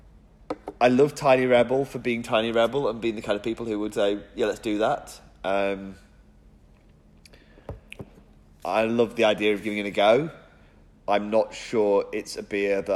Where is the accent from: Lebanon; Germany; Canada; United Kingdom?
United Kingdom; England; as an English person